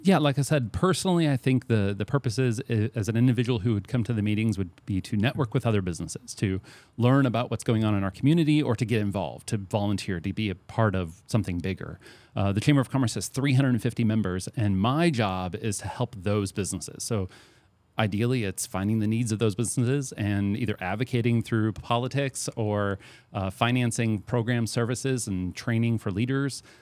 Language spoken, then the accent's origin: English; St. Peters, Missouri, United States; moved away as an adult; now in Centralia, United States; I'm from Saint Peter's, Missouri. I'm not from this area.